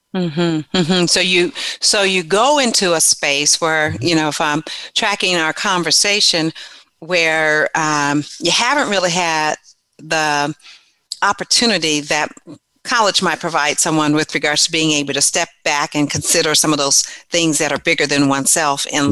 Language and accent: English; San Diego, California, United States; also born or lived in Louisiana; I grew up in San Diego, California